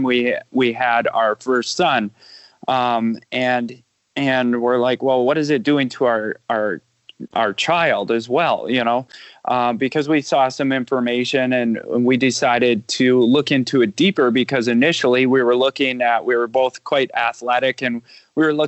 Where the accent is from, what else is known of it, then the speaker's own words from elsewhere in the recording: Wisconsin, United States; I am from Wisconsin, just a Midwestern, you know, kid that grew up on a farm